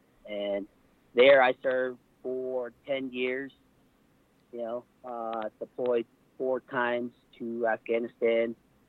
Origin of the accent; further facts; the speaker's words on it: Wheatfields, Arizona, United States; also born or lived in Fort Defiance, United States; I grew up on the Navajo reservation. I was born in Fort Defiance, Arizona. And raised in the small town called Wheatfields in the Stolen, Arizona.